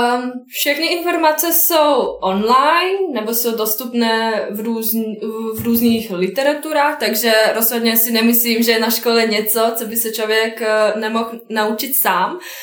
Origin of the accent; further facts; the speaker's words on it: Bosnia & Herzegovina; Czech is a second language; moved away as an adult; now in Prague, Czech Republic; pocházím z Bosny